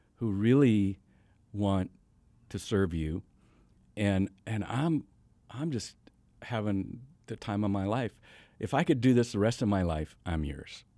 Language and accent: English; Washington, United States; moved away; also born or lived in Tacoma, Washington; I grew up in the Northwest, up in Washington State.